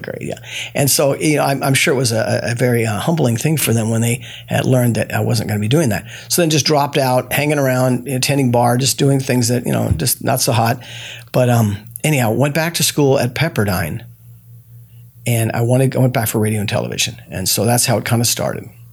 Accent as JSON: {"language": "English", "town": "Los Angeles", "region": "California", "country": "United States", "tie": "born or raised there"}